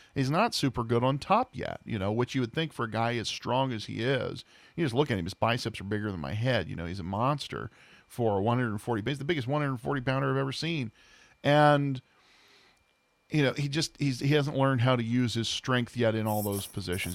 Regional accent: Southern Ohio, United States; born and raised in Southern Ohio

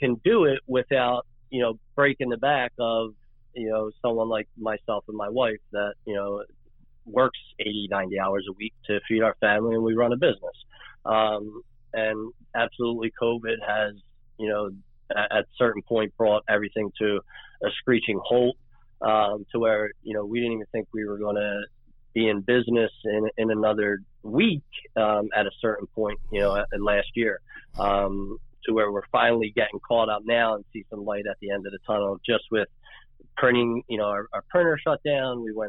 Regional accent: Philadelphia, Pennsylvania, United States; Born and raised in Philly

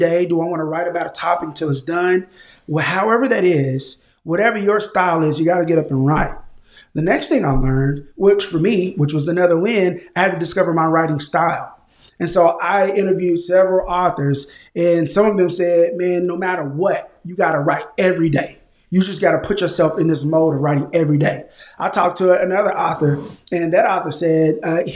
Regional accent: Tulsa, Oklahoma, United States; now in Oklahoma City, United States; born and raised in Tulsa, Oklahoma, groomed into a man here in Oklahoma City. Been here for the last 20 years

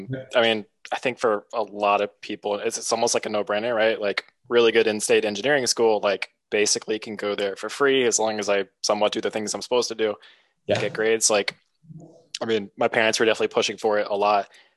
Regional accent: St. Simons Island, Georgia, United States; So I'm from St. Simon's Island, which, if you know anything about the University of Georgia, that is where everyone goes for Georgia Florida weekend.

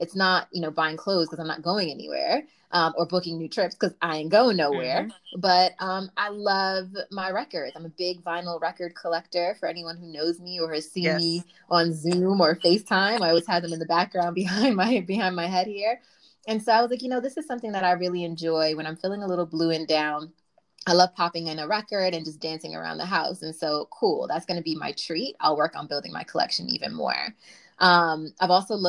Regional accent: New York City, New York, United States; I'm from Brooklyn, BK for life.

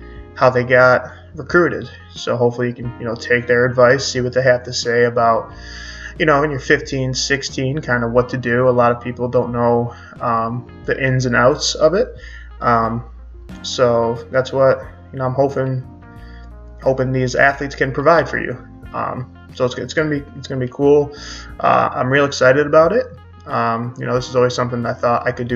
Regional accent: Syracuse, New York, United States; I'm from Syracuse, New York

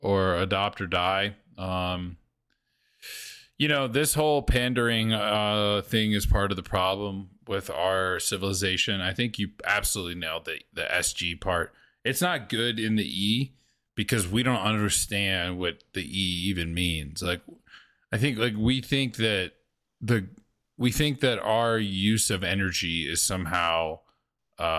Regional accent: the South, United States; I grew up in the South

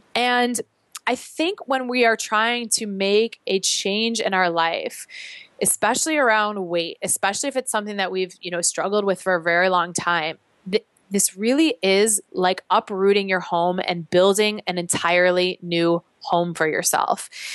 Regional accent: Chicago, Illinois, United States; now in New York, United States; I'm originally from Chicago, so Chicago very much feels like my home

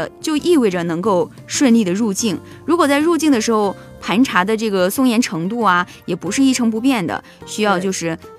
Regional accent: China; 当然，作为我们一个中国人来说，肯定是更多的。

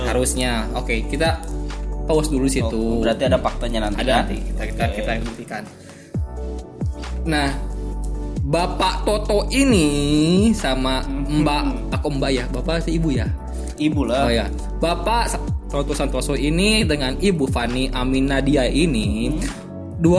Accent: West Java, Indonesia; kita sebagai orang Sunda tapi nggak diajak ya

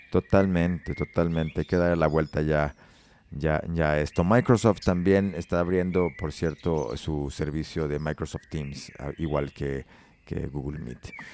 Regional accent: Mexico; como mexicanos, pues hemos nacido, nos hemos desarrollado, hemos crecido

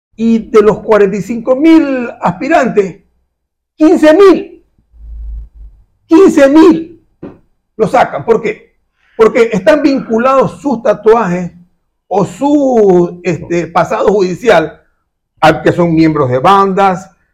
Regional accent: Guayaquil, Guayas, Ecuador; que es como guayaquileño, pues aquí en el barrio Orellana

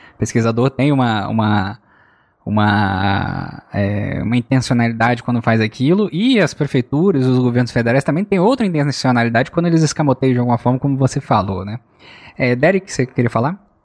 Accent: Rio de Janeiro, Brazil; quando eu sou do Rio de Janeiro

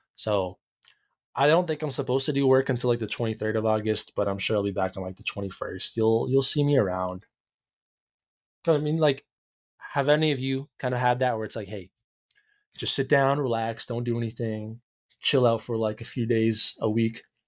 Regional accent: Canada

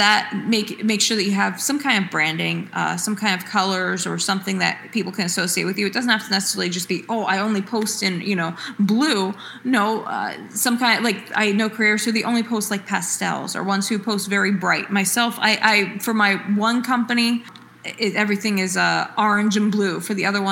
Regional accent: Woodbridge, New Jersey, United States; I was actually a sixth generation to be born and raised in the Woodbridge part of New Jersey, and then the first generation to move to another town.

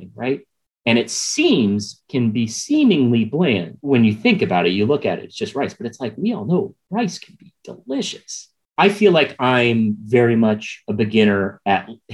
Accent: St. Louis, Missouri, United States; moved away; I grew up in St. Louis, Missouri

